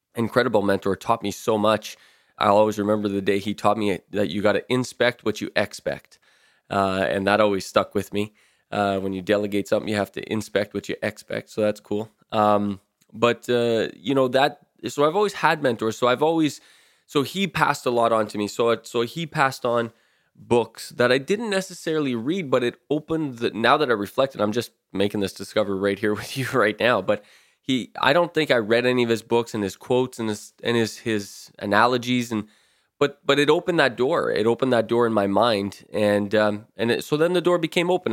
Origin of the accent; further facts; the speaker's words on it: Timmins, Ontario, Canada; I was born and raised in Timmins, Ontario